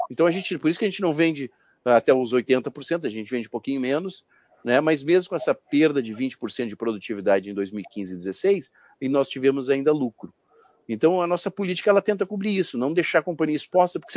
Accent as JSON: {"language": "Portuguese", "town": "Porto Alegre", "region": "Rio Grande do Sul", "country": "Brazil", "said": "já está dando efeito aqui no sul do Brasil, né? Eu sou aqui de Porto Alegre"}